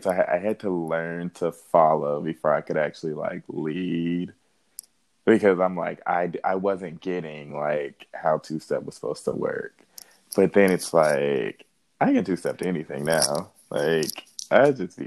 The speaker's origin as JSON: {"language": "English", "region": "Indiana", "country": "United States", "said": "I'm from Indiana"}